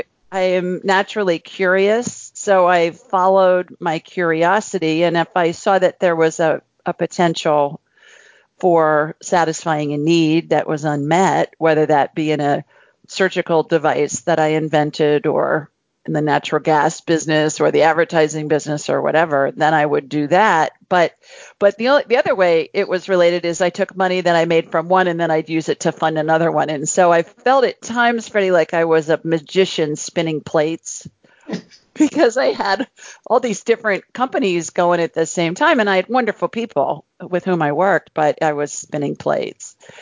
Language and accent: English; Columbus, Ohio, United States; moved away as an adult; also born or lived in Los Angeles; I grew up in a city of a couple million people called Columbus, Ohio, in the U.S.